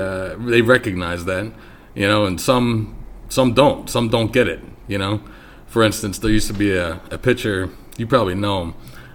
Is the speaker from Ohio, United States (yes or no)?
no; Philadelphia, Pennsylvania, United States; I'm actually born and raised in Philadelphia, Pennsylvania.